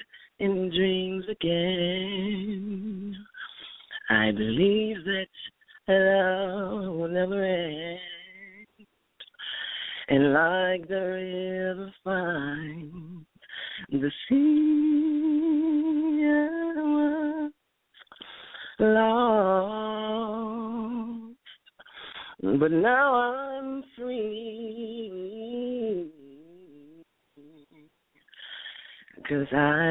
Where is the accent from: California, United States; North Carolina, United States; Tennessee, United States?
Tennessee, United States; Memphis; I'm from Memphis. Well, technically Cordova